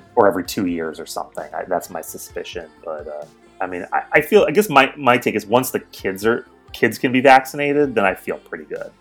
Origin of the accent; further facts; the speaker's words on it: East Coast, United States; moved away as an adult; also born or lived in New York / Seattle; I grew up on the East Coast, and I moved to Seattle from New York